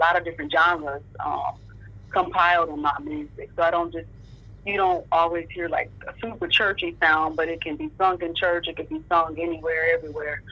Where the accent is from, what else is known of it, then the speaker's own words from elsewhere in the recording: Michigan, United States; I grew up in Michigan